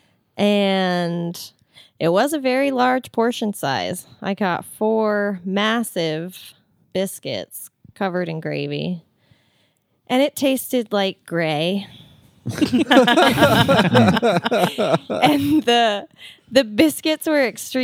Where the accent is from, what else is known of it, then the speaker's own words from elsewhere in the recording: Louisiana, United States; moved away; I was raised on grits. Because I'm from Louisiana